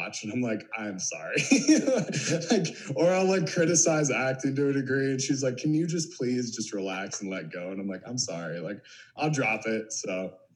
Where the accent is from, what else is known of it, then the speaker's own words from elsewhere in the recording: small city north of Pittsburgh, Pennsylvania, United States; But I'm from like a small little city up north from Pittsburgh.